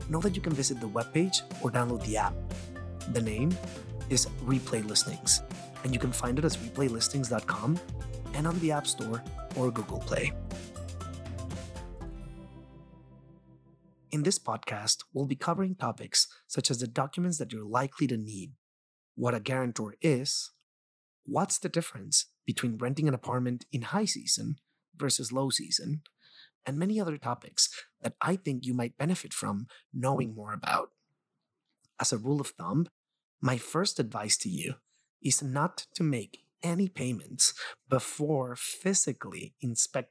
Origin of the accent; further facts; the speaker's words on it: Mexico; English is a second language; now in New York City, United States; I'm also originally from Mexico, so I understand just how frustrating it is to come from abroad and have English as your secondary language